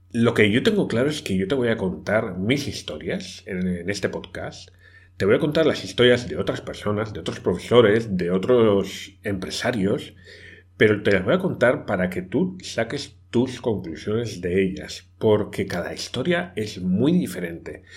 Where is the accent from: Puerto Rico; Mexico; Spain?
Spain; moved away as an adult; also born or lived in Brazil; yo soy español